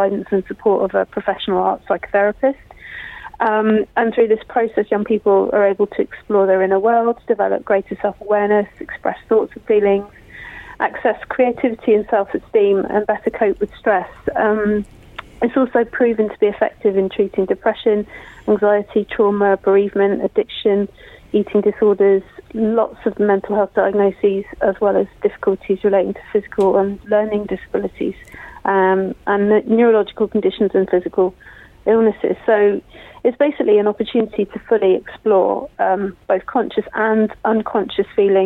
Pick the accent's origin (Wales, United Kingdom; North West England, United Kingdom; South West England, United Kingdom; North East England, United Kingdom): South West England, United Kingdom; BCP; moved away; also born or lived in Croydon; I just moved back to my hometown.